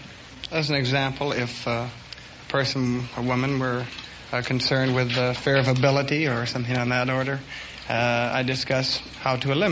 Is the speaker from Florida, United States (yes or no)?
no; St. Paul, Minnesota, United States; I was born a couple of blocks from the slaughterhouse in St. Paul, Minnesota.